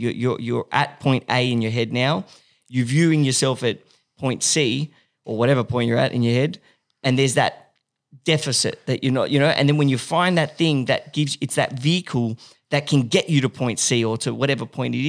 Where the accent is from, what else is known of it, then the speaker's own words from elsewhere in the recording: Paris, Île-de-France, France; I grew up in Paris.